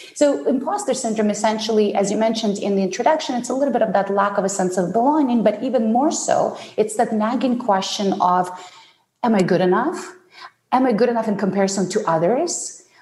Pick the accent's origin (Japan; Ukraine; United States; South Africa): Ukraine; English is a second language; also born or lived in Soviet Union; now in Canada; I was born in the Soviet Union, uh, what was at the time the Soviet Union and I grew up um, in post Soviet Ukraine